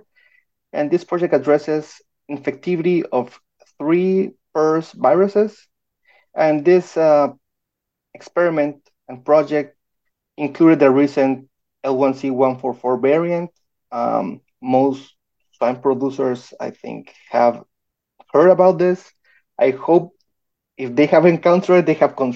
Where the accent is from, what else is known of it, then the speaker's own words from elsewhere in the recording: Guatemala; moved away as an adult; now in Minnesota, United States; I was born and raised in Guatemala